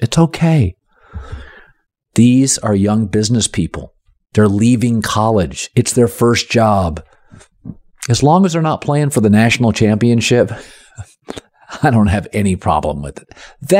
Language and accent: English; Pacific Northwest, United States; And I grew up in the Pacific Northwest and am a Pac-12 fan